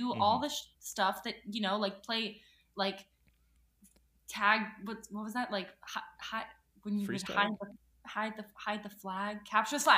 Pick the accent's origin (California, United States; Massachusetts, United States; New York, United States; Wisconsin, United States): New York, United States; I'm actually from New York